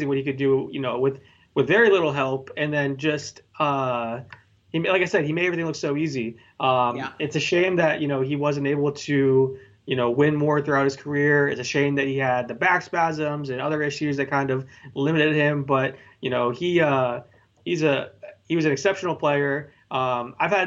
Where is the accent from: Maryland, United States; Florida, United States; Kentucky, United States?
Florida, United States; I grew up in Florida